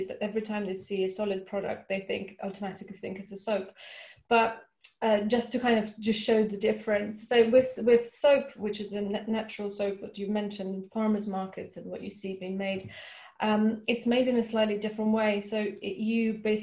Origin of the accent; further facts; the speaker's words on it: Russia; moved away; I grew up in Russia